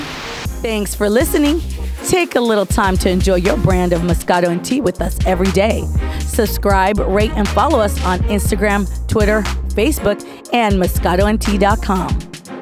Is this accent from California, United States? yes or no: yes; California, United States; also born or lived in Bay Area; Born and raised in Cali